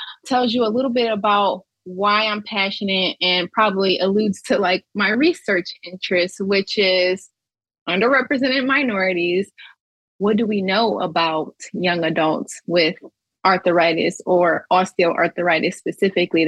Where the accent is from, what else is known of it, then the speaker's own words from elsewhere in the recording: Pontiac, Michigan, United States; I'm originally from Pontiac, Michigan